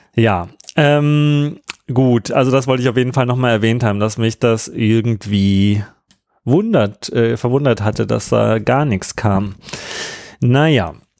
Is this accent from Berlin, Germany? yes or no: yes; Berlin, Germany; wir sind ja auch äh, aus Ostberlin